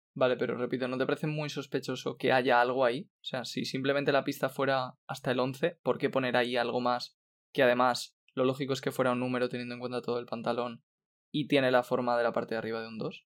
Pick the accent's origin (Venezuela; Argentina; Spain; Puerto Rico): Spain; somos cinco españoles